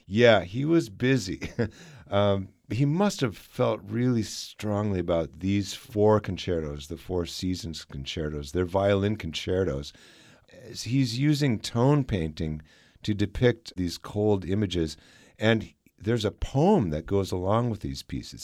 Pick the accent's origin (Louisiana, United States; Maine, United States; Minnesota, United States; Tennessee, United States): Minnesota, United States; now in Kansas, United States; I grew up in Minnesota, and and I've experienced 40 below weather